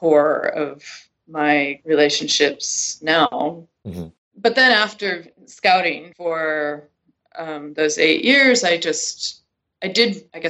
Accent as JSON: {"language": "English", "region": "Connecticut", "country": "United States", "tie": "born or raised there", "also_born_or_lived": "Europe / New York City", "moved": "as an adult", "said": "everyone else I was in school with in this very small Connecticut town had never even been out of the state"}